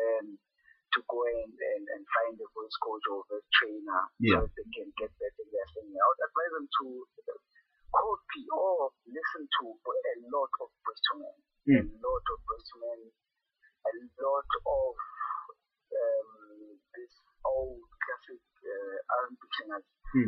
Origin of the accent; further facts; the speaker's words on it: Soweto, Gauteng, South Africa; I'm born and bred in Soweto, Mbeni, National Park, which is also still in Soweto. And yeah, I'm a product of Soweto.